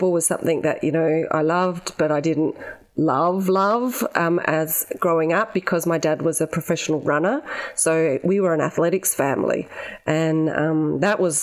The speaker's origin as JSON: {"language": "English", "town": "Adelaide", "region": "South Australia", "country": "Australia", "tie": "born or raised there", "also_born_or_lived": "Ceduna, South Australia", "moved": "as an adult", "lives_now": "Melbourne, Australia", "said": "my early childhood was growing up in Ceduna, and then we moved to Adelaide because Dad went to university and was a police officer. And so we moved to Adelaide, and I grew up in Largs Bay, right on the beach"}